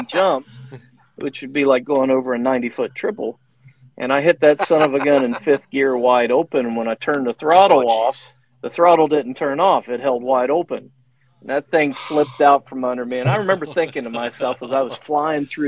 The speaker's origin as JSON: {"language": "English", "region": "Ohio", "country": "United States", "said": "when I was from Ohio, which is where I'm at."}